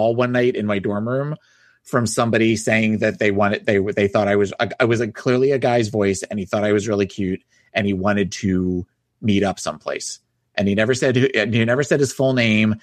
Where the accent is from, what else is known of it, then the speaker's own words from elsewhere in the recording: New Jersey, United States; I grew up in South Jersey.